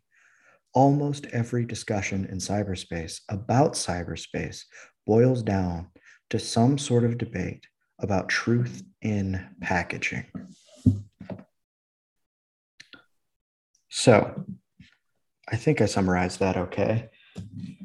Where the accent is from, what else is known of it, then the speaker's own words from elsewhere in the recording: Midwestern suburbia, United States; the places I grew up in Midwestern suburbia